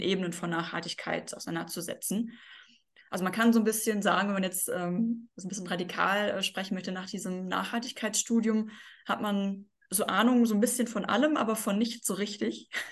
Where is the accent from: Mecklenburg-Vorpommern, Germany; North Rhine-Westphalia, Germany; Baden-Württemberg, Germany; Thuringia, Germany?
North Rhine-Westphalia, Germany; Bochum; in Bochum, das ist meine Heimatstadt, ähm, also da wohne ich auch